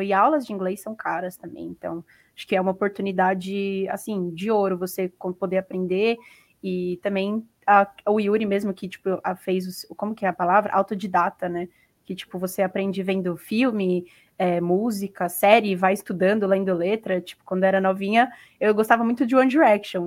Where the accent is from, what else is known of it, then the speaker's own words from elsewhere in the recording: Brazil; eu sou do Brasil